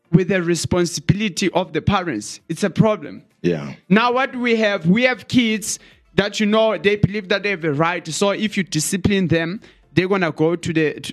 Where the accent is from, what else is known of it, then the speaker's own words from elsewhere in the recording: Eastern Cape, South Africa; there I was from Eastern Cape.